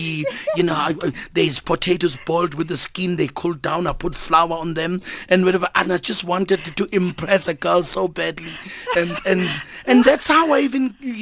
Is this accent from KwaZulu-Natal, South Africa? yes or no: yes; Durban, KwaZulu-Natal, South Africa; moved away as an adult; also born or lived in Cape Town; now in Johannesburg, South Africa; I grew up in Durban.